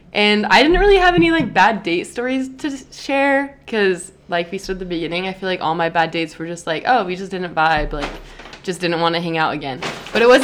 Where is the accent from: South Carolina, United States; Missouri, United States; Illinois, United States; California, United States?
California, United States; an hour and a half from Los Angeles; my hometown is, like, an hour and a half from Los Angeles